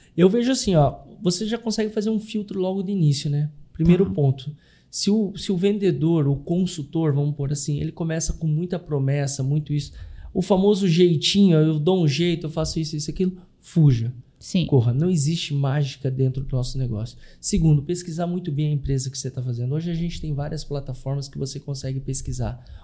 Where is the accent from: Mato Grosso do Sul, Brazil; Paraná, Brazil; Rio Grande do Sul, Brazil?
Paraná, Brazil; Curitiba; moved away as an adult; also born or lived in Blumenau; now in Florianópolis, Brazil; Eu nasci, sou natural de Curitiba, fui morar em Blumenau, ali eu residi durante um ano, um ano e meio, e vim a Florianópolis